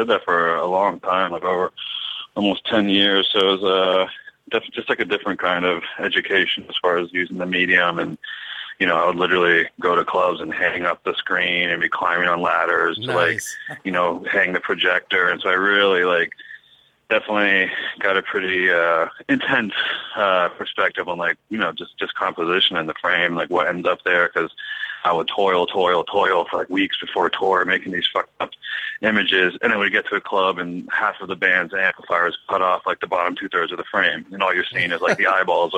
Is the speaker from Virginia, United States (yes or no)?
yes; Northern Virginia, United States; moved away as an adult; also born or lived in New York / Philadelphia; now in Los Angeles, United States; I'm originally from Northern Virginia, like just outside of Washington D.C.